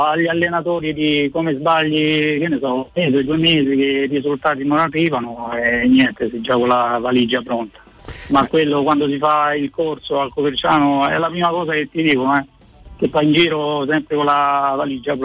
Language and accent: Italian; Rome, Lazio, Italy; essendo romano ero un ragazzino che ero cresciuto nelle giovanili a Roma